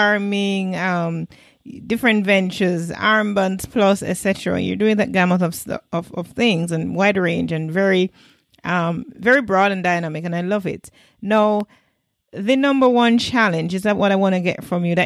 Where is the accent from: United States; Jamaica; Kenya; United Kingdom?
Jamaica; I'm Jamaican, I'm woman